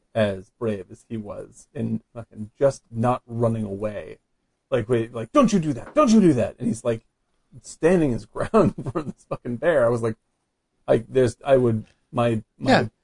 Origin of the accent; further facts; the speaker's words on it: Cape Cod, Massachusetts, United States; I'm from Cape Cod